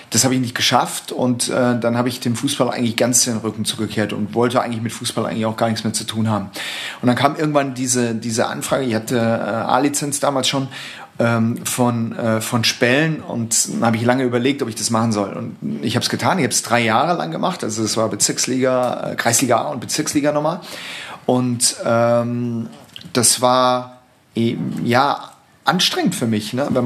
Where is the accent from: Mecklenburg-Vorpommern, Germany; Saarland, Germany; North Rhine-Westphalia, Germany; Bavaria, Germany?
Saarland, Germany; Saarbrücken; moved away as an adult; zum ersten FC Saarbrücken gewechselt äh, in meiner alten Heimatstadt